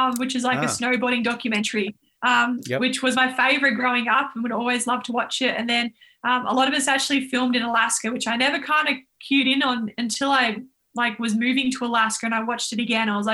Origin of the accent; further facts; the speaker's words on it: Yarra Valley, Victoria, Australia; we grew up in the Yarra Valley and we're living on Melbourne High School school camp where my dad was running